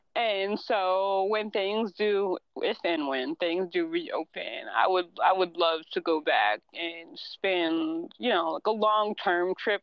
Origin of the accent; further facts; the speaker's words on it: United States; we're all American, but we're mixed in from different parts of America